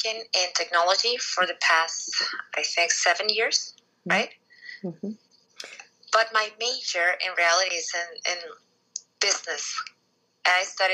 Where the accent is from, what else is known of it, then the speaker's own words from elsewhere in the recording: Venezuela; I'm from Venezuela